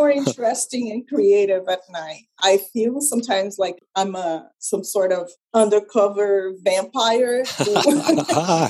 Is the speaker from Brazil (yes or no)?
yes; Brazil; English is a second language; moved away as an adult; also born or lived in Canada; I was born in Brazil and I lived in Brazil until my early 20s